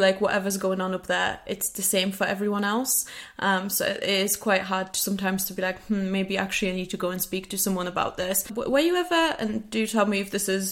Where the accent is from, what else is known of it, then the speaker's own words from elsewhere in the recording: Poland; now in United Kingdom; I'm originally from Poland, now living in the UK.